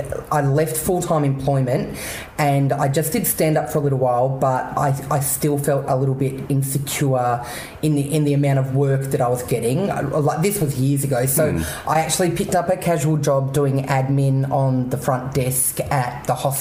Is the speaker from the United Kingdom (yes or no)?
no; Canberra, Australian Capital Territory, Australia; moved away as an adult; I grew up in Canberra. I lived there for 22 years.